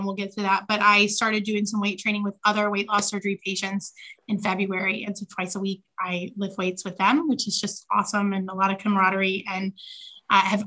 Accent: Gloucester, Virginia, United States; now in Chesapeake, United States; I am originally from Gloucester, Virginia, so not too far from where I reside now. I'm in Chesapeake

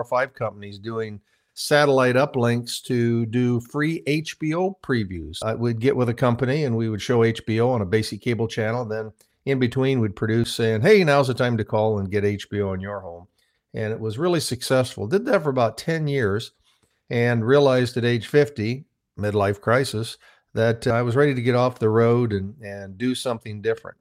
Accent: Midwest, United States; I started out on a farm, small farm in the Midwest

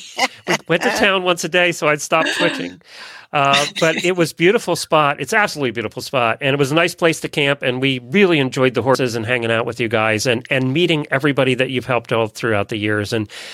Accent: Lancaster County, Pennsylvania, United States; Well, I grew up in Lancaster County, Pennsylvania

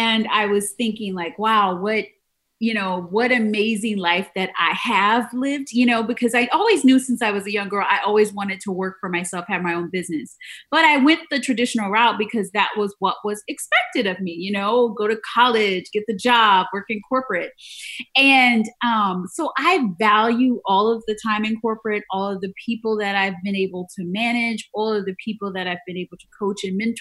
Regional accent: New Orleans, Louisiana, United States; also born or lived in Atlanta / New York; now in Tampa, United States; I'm from New Orleans first

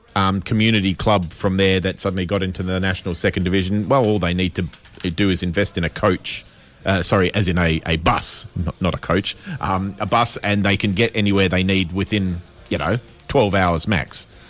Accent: Western Australia, Australia; being West Australian

